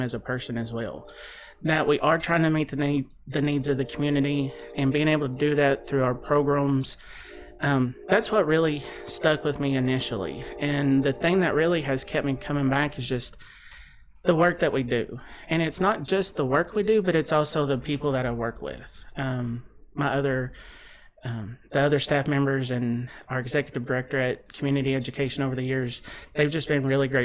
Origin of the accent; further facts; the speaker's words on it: Russell Springs, Kentucky, United States; moved away as an adult; now in Bowling Green, United States; I came from Russell County, over Russell Springs, Jamestown area, like Cumberland, and came to school here at Western in 2000